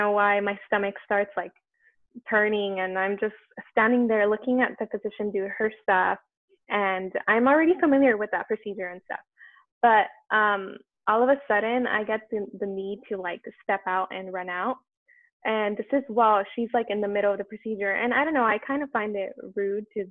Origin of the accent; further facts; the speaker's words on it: Los Angeles, California, United States; the community that I'm from because I'm from East